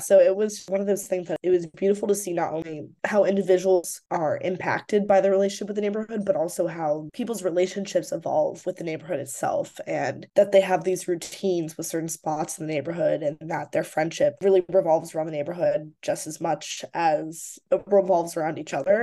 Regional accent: Chicago, Illinois, United States; moved away as an adult; now in Brooklyn, United States; I grew up in Rogers Park

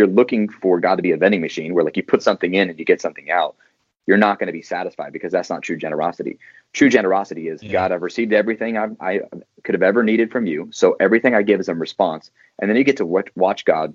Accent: Santa Barbara, California, United States; now in Seattle, United States; I grew up in a place called Santa Barbara, California, a beautiful place where it's 75 and sunny. Now live in Seattle, Washington

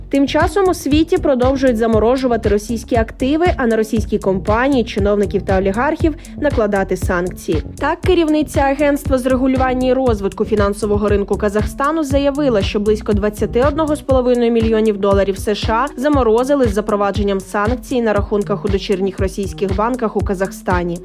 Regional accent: Ukraine; Ми з України

